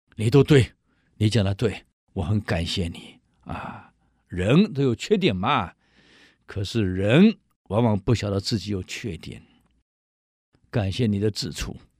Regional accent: Taiwan; 我们台湾人

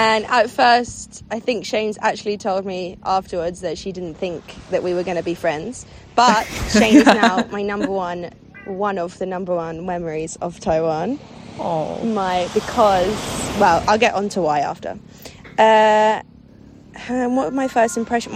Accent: London, United Kingdom; I come from London, England

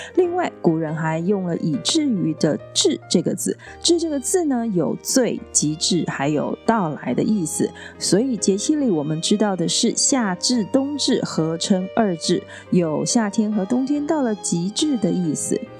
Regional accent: Tainan, Taiwan; 在我的家乡台南

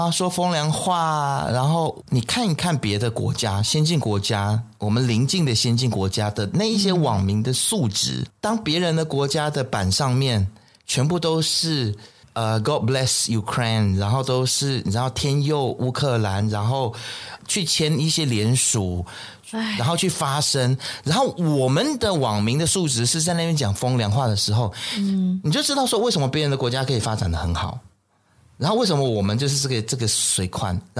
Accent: Malaysia; 身为马来西亚人，你看看你自己，我们

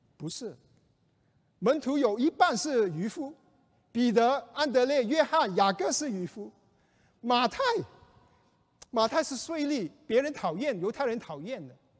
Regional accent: China; 我们中国人

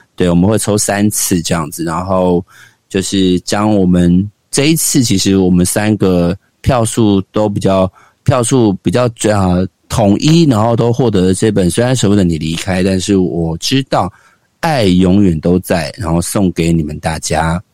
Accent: Xinzhuang, New Taipei, Taiwan; 我们家靠近新庄棒球场非常的近

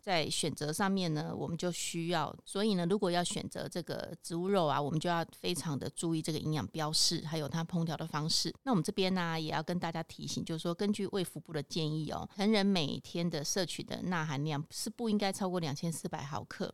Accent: Taiwan; 或者是我们台湾这边传统的素肉

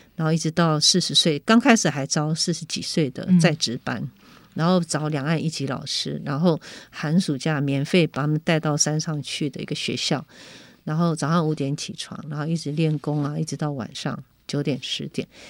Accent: Keelung, Taiwan; 因为我是从基隆出生的

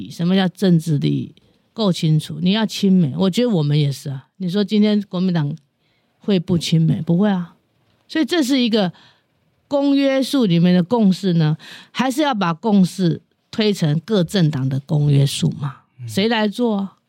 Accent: Taiwan; 这个我觉得我自己也是台湾人的，我客家人，我比你们来早来得早，我比只比原住民晚一点哈。

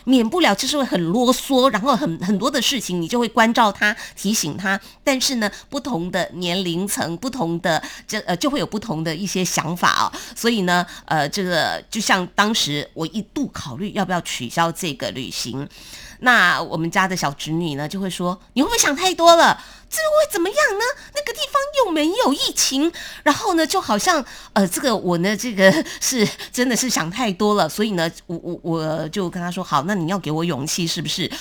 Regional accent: Taiwan; 还是我们台湾这边哦，比较细致一点

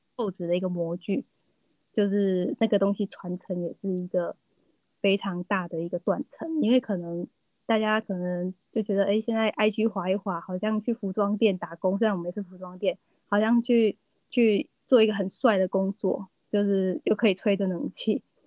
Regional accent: Taiwan; 我们就是活在台湾，然后受到很多台湾在地文化的影响

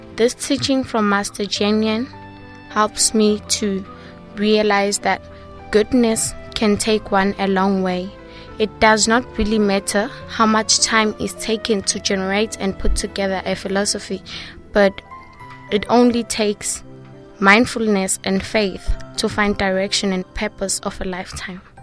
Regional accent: Ladysmith, KwaZulu-Natal, South Africa; I am from South Africa, Ladysmith

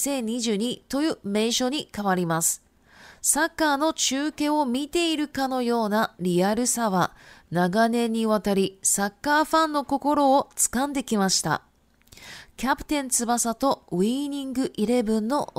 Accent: Shizuoka, Japan; born there; Chinese is a second language; 因为我本身是日本人，那我是从这个静冈县出生的哈。静冈县呢，它是一个足球非常非常有名的一个县市

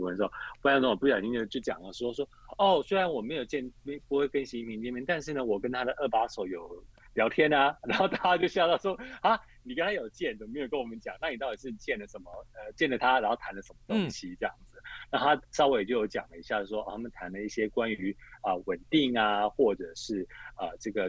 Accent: India; Chinese is a second language; 去印度来印来来我们印度这边退休

